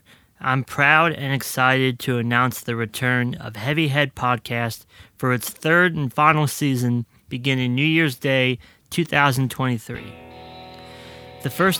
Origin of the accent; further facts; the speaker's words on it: United States; my home country of the United States